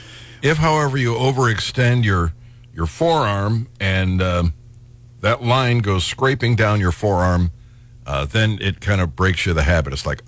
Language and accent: English; Cleveland, Ohio, United States; moved away; I'm from Cleveland.